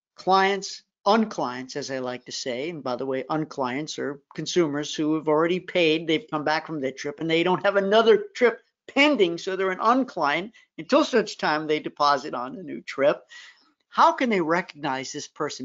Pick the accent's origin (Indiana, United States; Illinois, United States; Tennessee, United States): Tennessee, United States; Memphis; my hometown